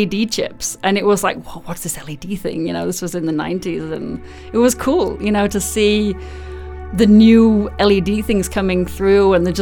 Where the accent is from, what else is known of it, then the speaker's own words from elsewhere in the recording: Yorkshire and the Humber, United Kingdom; moved away as an adult; now in United States; Well, I was born in Yorkshire in England, and that's where I was born and raised. Moved to the US in 2001, and I've never left.